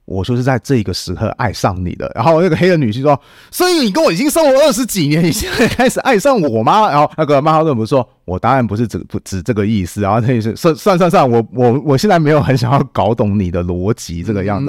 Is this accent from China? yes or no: no; Taiwan; 这对我们台湾人来讲